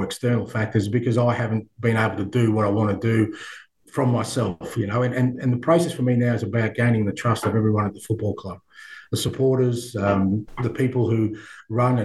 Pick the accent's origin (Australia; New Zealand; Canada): Australia; I grew up in Australia where we love sport